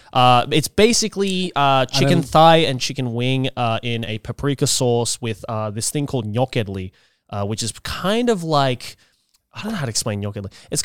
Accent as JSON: {"language": "English", "town": "Sendai", "region": "Miyagi", "country": "Japan", "tie": "born or raised there", "also_born_or_lived": "Australia", "moved": "yes", "said": "when I was growing up in Sendai, we had white miso."}